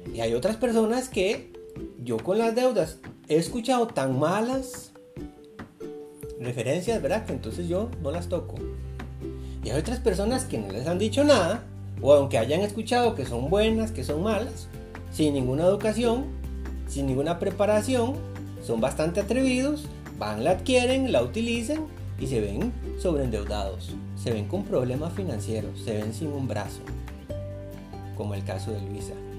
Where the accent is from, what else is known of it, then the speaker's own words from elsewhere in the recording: Costa Rica; yo soy de Costa Rica